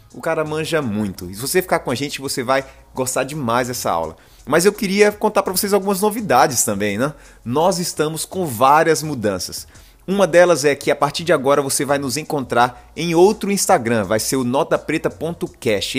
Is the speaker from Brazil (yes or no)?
yes; Paraíba, Brazil; Eu também sou paraibano